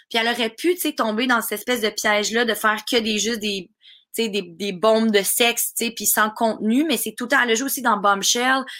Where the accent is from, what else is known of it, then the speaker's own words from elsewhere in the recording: Russia; accent: Russian; French is a second language; avec mon accent russe.